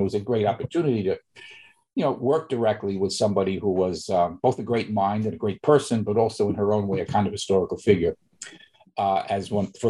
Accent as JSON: {"language": "English", "town": "New York City", "region": "New York", "country": "United States", "tie": "born or raised there", "said": "Well, I'm originally from New York, growing up in the Bronx, from working class family in Bronx, New York."}